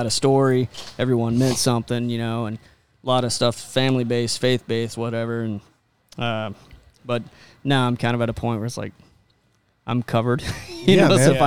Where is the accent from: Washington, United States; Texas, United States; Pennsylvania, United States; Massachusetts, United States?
Texas, United States; I'm from Texas